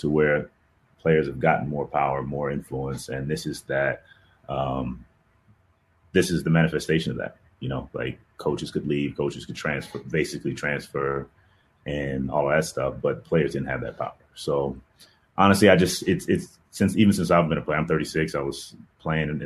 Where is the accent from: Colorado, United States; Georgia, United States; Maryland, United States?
Georgia, United States; Atlanta; moved away as an adult; also born or lived in Northern California / Pacific Northwest / Midwest; Atlanta's home